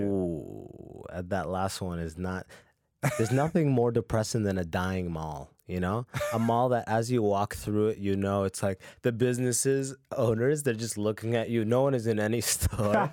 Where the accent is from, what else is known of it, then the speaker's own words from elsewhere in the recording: London, Ontario, Canada; also born or lived in Sudan / Muscat, Oman; moved to London, Ontario. And I went, and I did first to twelfth grade